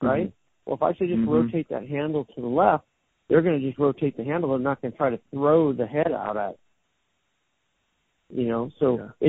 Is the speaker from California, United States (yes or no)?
yes; Southern California, United States; moved away as an adult; also born or lived in Orange County; now in Las Vegas, United States; I grew up in Southern California